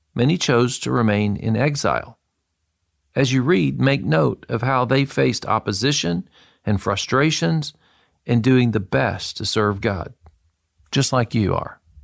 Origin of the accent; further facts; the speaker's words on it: Murfreesboro, Tennessee, United States; moved away as an adult; also born or lived in Boston / Israel; I was raised in Murfreesboro, Tennessee from the time I was two years old